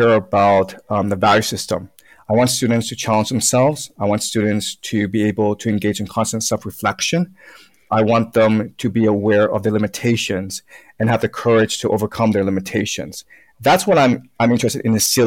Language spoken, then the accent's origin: English; Toronto, Ontario, Canada; English is a second language; also born or lived in China; now in Beijing, China; And we went over to Canada, Toronto, when I was 6-7 years old